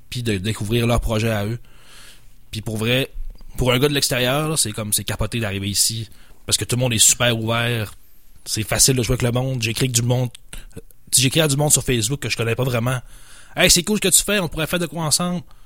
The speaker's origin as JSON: {"language": "French", "town": "Saguenay", "region": "Quebec", "country": "Canada", "moved": "as an adult", "lives_now": "Quebec City, Canada", "said": "j'habitais au Saguenay avant, avec mon accent, ça s'entend un peu"}